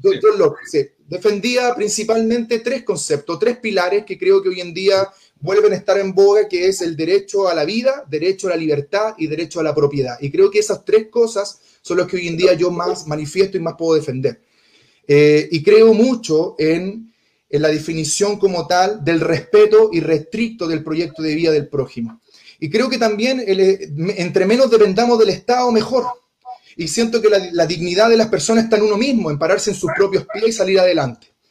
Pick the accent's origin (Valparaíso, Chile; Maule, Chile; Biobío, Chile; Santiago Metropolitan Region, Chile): Santiago Metropolitan Region, Chile; Conchalí; also born or lived in Independencia; nací en Conchalí, pero tuve mi infancia y mi niñez compartida entre Conchelí e Independencia